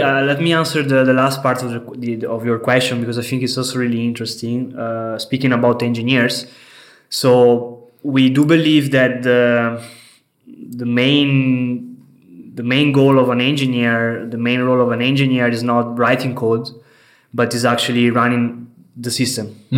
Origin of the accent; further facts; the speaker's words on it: Venice, Veneto, Italy; moved away as an adult; now in Berlin, Germany; I come from Italy, from Venice, the beautiful city of Venice. I'm here in Berlin for three years.